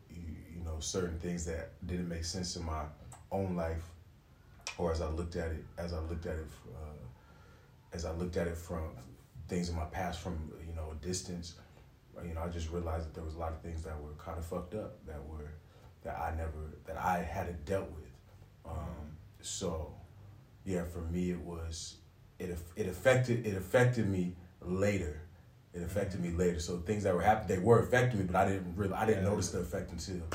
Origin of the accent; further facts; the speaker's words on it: California, United States; now in Paris, France; Uh, originally from uh, California, but you know, live here in Paris now. Uh, I'm of Jamaican descent.